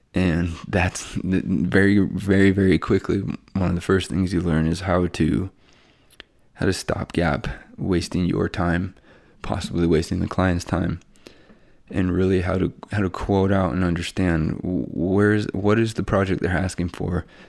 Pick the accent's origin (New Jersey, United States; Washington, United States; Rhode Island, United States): Washington, United States; Bellingham; also born or lived in Pullman, Washington; now in Spokane, United States; I'm from Bellingham, Washington. Went to, um, Seahome High School